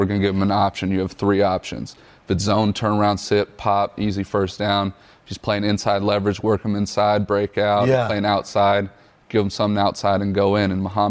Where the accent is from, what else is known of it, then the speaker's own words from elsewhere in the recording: West Coast, United States; Growing up on the West Coast, I didn't really see it.